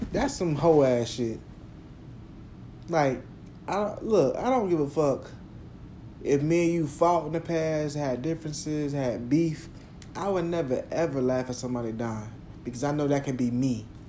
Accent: Jacksonville, United States; growing up in Jacksonville

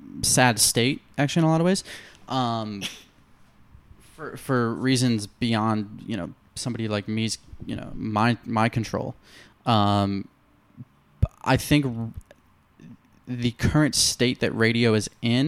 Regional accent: Detroit, Michigan, United States; now in New York, United States; the station I grew up listening to in Detroit

